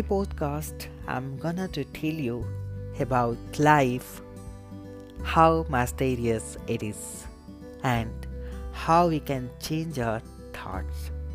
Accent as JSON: {"language": "English", "country": "India", "said": "I'm basically from India"}